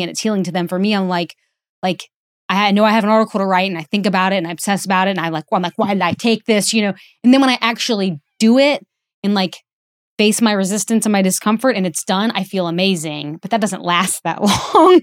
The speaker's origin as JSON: {"language": "English", "region": "Alabama", "country": "United States", "tie": "born or raised there", "moved": "yes", "said": "in a sold-out theater in Birmingham, Alabama, which is not my hometown, but my home state"}